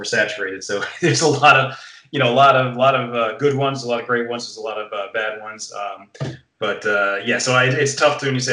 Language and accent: English; Scranton, Pennsylvania, United States; moved away; also born or lived in New York City; I'm originally from Scranton, Pennsylvania.